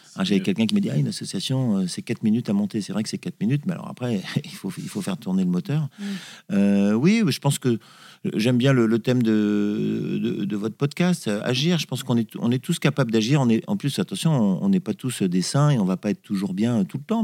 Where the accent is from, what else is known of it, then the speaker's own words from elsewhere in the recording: Corsica, France; mais on est corse à la base